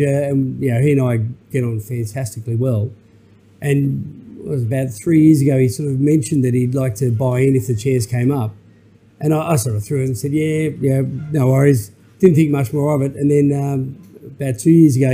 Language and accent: English; Newcastle, New South Wales, Australia; also born or lived in Sydney; I'm originally from Newcastle, so I was coming up and seeing mum and dad up here